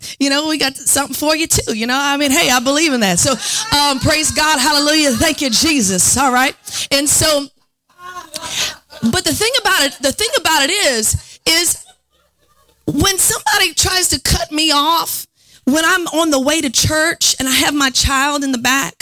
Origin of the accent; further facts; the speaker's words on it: New Orleans, Louisiana, United States; accent: New Orleans; You know, I'm from New Orleans, and I have worked hard to try to lose my accent, but when I get upset, it comes out. Sometimes when I preach, it comes out.